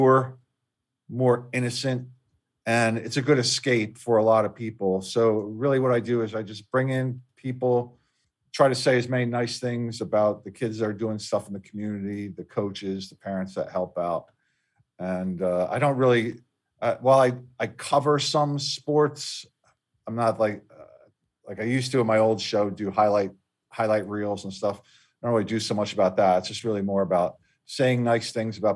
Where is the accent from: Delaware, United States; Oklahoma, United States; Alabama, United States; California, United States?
Delaware, United States; in my home state of Delaware, I did a sports television show.